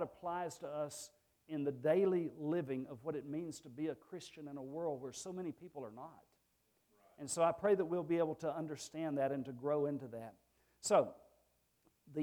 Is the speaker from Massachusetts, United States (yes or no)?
no; Rockland, Texas, United States; moved away; I grew up in Rockland, Texas